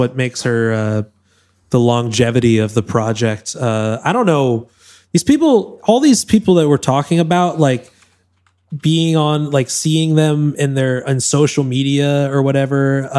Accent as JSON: {"language": "English", "town": "Newton", "region": "Massachusetts", "country": "United States", "moved": "yes", "said": "Boston, Massachusetts, where I'm from. Newton, Mass, outside of Boston"}